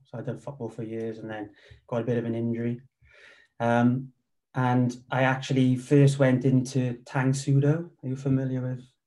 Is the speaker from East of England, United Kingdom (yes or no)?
no; Wales, United Kingdom; moved away as an adult; also born or lived in Cardiff; he's based in my hometown. So I started training with him. Um, he, and then from there, I moved to Cardiff with work